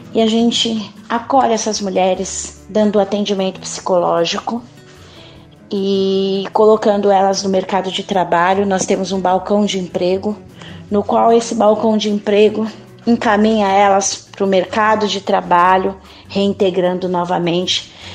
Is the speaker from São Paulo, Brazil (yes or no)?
yes; São Paulo, Brazil; brasileira, paulistana, uma mulher negra